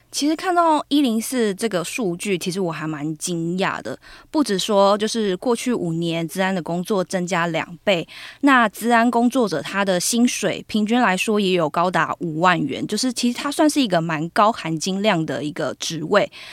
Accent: Taoyuan, Taiwan; moved away; 我都回去我的家乡桃园

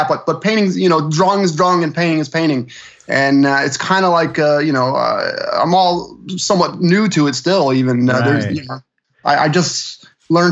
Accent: New Jersey, United States; moved away as an adult; also born or lived in Philadelphia; now in Florida, United States; New Jersey originally

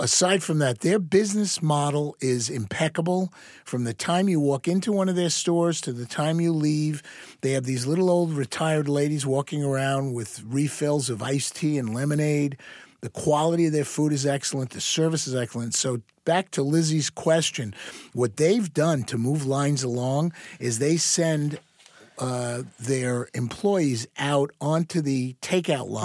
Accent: Long Island, New York, United States; moved away; I grew up back on Long Island, back in the sixties and seventies, in the suburbs

